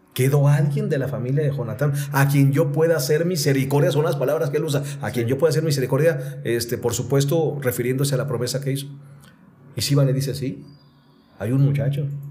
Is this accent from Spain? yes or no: no; Mexico City, Mexico; yo soy de la Ciudad de México